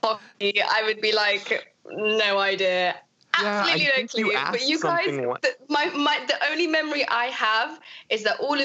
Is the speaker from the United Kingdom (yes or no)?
yes; London, United Kingdom; also born or lived in Kabul, Afghanistan / Peshawar, Pakistan / Saudi Arabia; I grew up in Camden Town